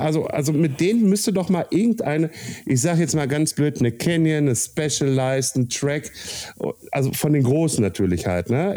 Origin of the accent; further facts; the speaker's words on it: Kassel area, Hesse, Germany; in meiner Heimatstadt Kassel-Brauxel